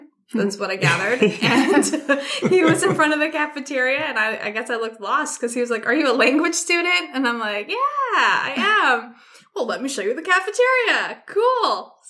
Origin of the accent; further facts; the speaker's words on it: Canada; I'm from Canada